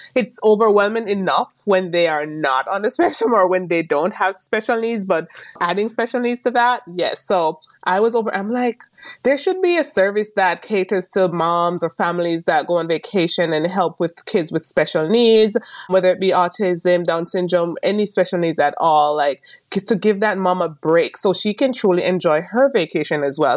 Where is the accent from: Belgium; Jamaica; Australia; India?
Jamaica; moved away as an adult; also born or lived in Maryland, United States; now in California, United States; I am originally from Jamaica. I came here a few years ago